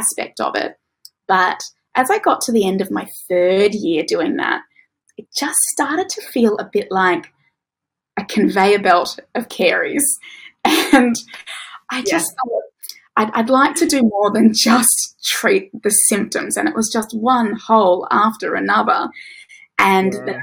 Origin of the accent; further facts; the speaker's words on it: Tasmania, Australia; moved away as an adult; also born or lived in Victoria; now in Queensland, Australia; I grew up in Tasmania